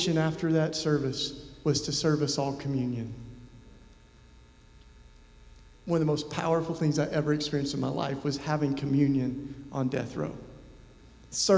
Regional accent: Tennessee, United States; I first started visiting folks on death row in my home state of Tennessee.

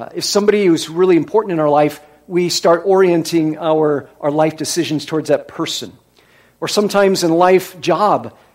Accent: Iowa, United States; moved away; I was from Iowa.

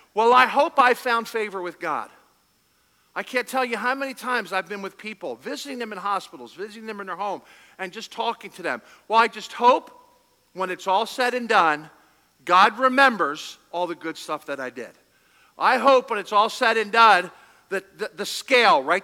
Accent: Philadelphia, Pennsylvania, United States; We're from Philadelphia

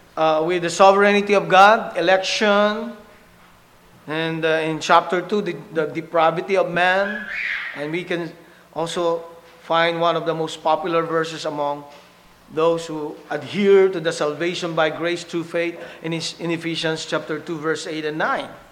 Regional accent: Philippines; English is a second language; our dialects in the Philippines, back in my home country

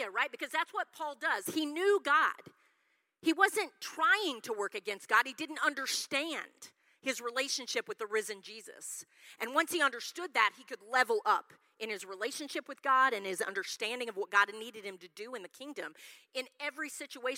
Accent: Yukon, Oklahoma, United States; I grew up in Yukon, Oklahoma.

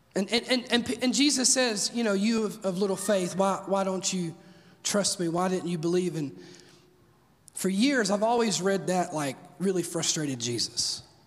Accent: Mississippi, United States; now in Oak Ridge, United States; I'm from Mississippi where tornadoes are just as common as mosquitoes

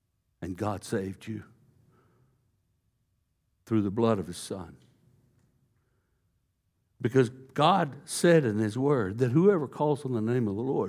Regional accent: Texas, United States; You know, I was a good old boy, East Texas. I grew up in East Texas. It's a Bible Belt.

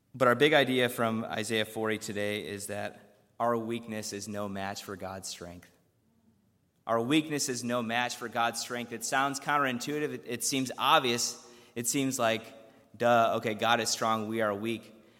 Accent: Chicago, Illinois, United States; I grew up around the Chicago area

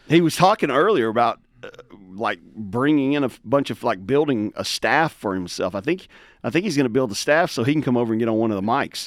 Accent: Tennessee, United States; I grew up in, like, rural backwoods Tennessee

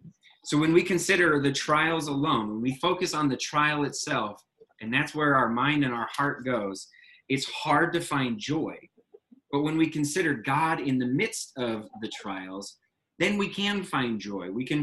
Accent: United States; especially as English-speaking Americans

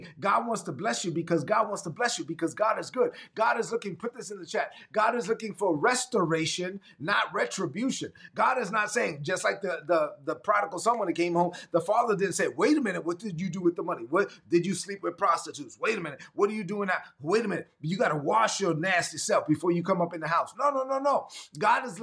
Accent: New York City, New York, United States; I'm from Brooklyn. So I'm going to say it like I'm from Brooklyn

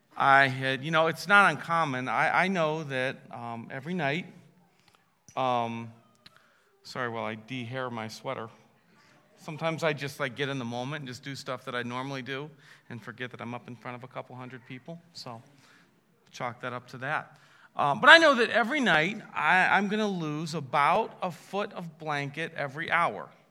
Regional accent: Massillon, Ohio, United States; I was born in Massillon, Ohio

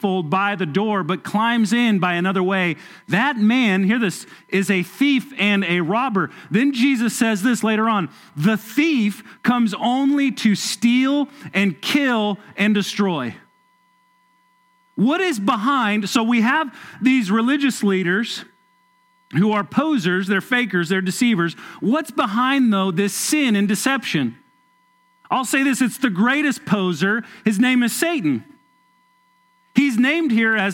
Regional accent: Southern California, United States; now in Kentucky, United States; I grew up in Southern California

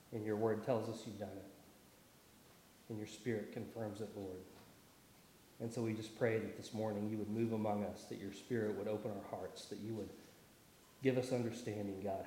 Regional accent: Tulsa, Oklahoma, United States; moved away; I grew up around Tulsa, so I grew up with lots of trees and lakes

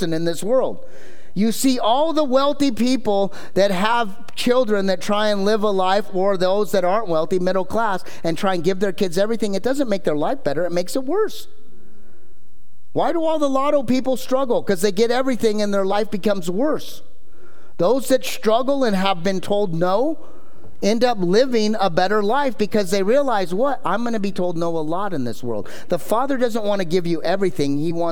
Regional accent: Anaheim, California, United States; I grew up in Anaheim

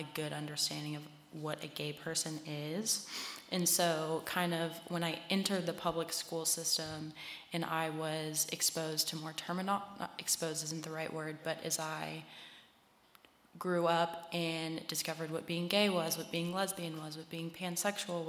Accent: Harrisonburg, Virginia, United States; I grew up in Harrisonburg. We moved here when I was like 8 or 9, I think.

